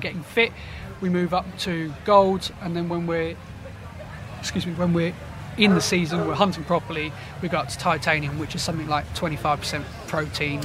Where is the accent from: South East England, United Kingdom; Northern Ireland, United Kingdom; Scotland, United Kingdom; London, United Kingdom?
South East England, United Kingdom; Portsmouth; a Pompey boy, so I grew up in Portsmouth.